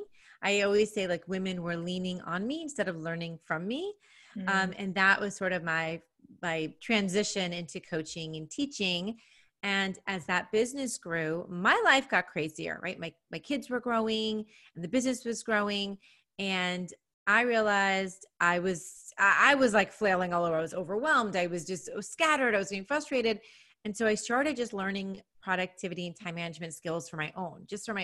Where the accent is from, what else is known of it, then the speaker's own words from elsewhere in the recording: New York City, New York, United States; moved away as an adult; now in Nashville, United States; I'm from New York, always have been a New Yorker, New York City